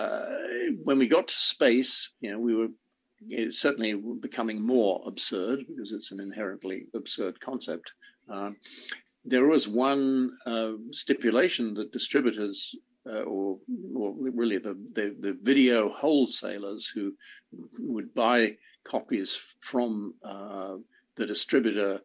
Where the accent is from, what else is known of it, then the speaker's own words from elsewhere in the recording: England, United Kingdom; I grew up in England